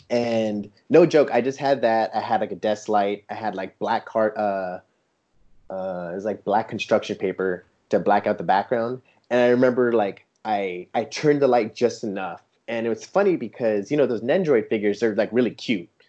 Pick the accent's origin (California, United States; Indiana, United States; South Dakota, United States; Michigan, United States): California, United States; San Diego; moved away as an adult; also born or lived in Arizona / Seattle; now in Germany; I grew up in San Diego, California